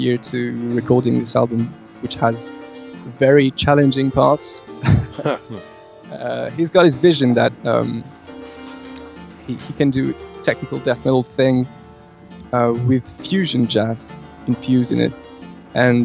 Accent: France; born and raised in France

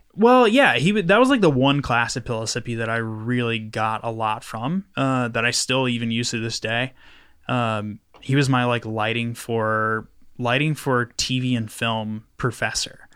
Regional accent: Knoxville, Tennessee, United States; I grew up over, like, in Cumberland Estates

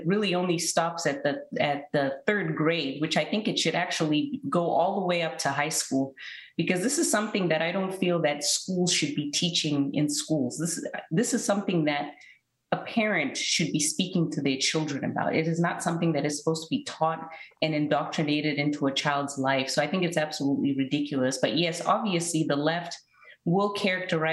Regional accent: Zimbabwe; when I was growing up in Zimbabwe

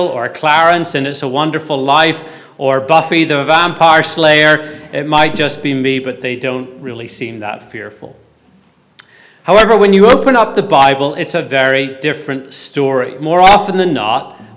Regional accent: Belfast, Northern Ireland, United Kingdom; Growing up in Belfast during the Troubles, if I missed the school bus, I had to walk up this road called Duncairn Gardens

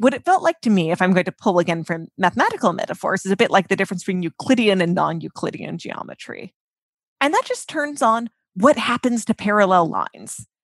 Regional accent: United States; we're American

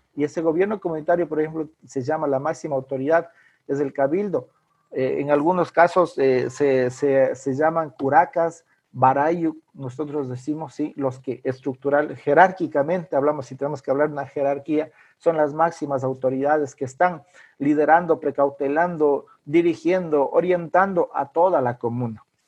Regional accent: Ecuadorian Amazon, Ecuador; soy quichua de la Amazonía ecuatoriana.

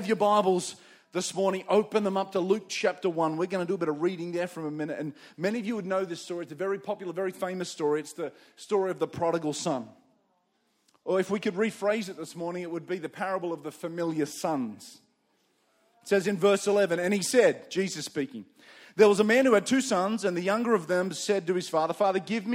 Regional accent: Campbelltown, New South Wales, Australia; also born or lived in Windsor, New South Wales; I was born in the western suburbs of Sydney. I was born in Campbelltown

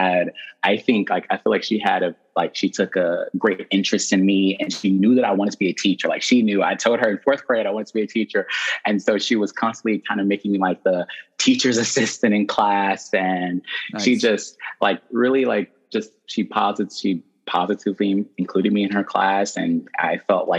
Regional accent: Jackson, Mississippi, United States; from Jackson, Mississippi, and then I went to Jacksonville Schools. I was K through 12, Jackson Public Schools

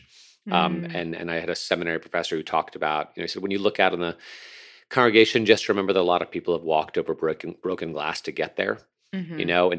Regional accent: Connecticut, United States; also born or lived in New York; I was raised in Connecticut and New York.

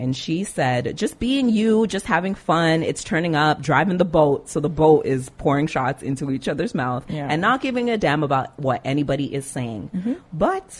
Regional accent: Jamaica; No, dancehall people. I'm Jamaican.

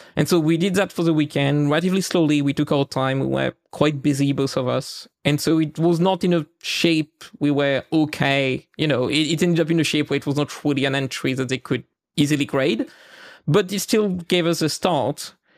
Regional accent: the east of France, France; accent: French; English is a second language; I live in France, right? Like, so my, my accent may have helped a few listeners to discover that. And in the east of France, particularly

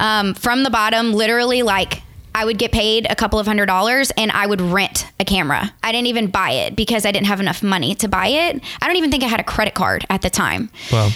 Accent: Morgan City, Louisiana, United States; also born or lived in Lafayette, Louisiana; originally, I'm from a super small town called Morgan City.

